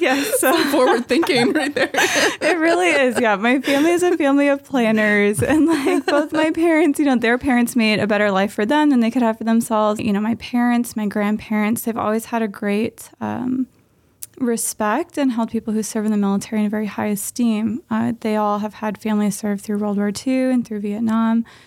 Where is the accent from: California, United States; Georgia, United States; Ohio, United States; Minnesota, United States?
California, United States; Southern; now in Santa Maria, United States; we're both from Southern California, and we have been in Santa Maria for about a year